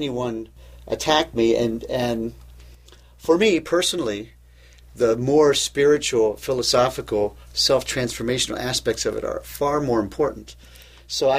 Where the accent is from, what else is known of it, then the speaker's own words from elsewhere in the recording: Louisville, Kentucky, United States; moved away as an adult; now in Cleveland, United States; I came to Cleveland from Louisville, Kentucky, where I was born, to go to college